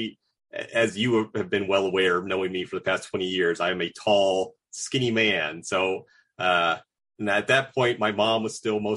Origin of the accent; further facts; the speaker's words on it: South Florida, United States; I grew up in the South Florida metro area. So I wasn't in Miami, but I was, I guess, 25, 30 miles from Miami.